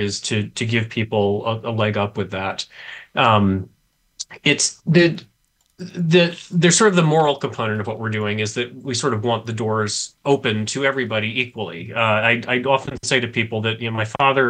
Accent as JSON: {"language": "English", "town": "Memphis", "region": "Tennessee", "country": "United States", "tie": "born or raised there", "said": "I grew up reading in Memphis, Tennessee"}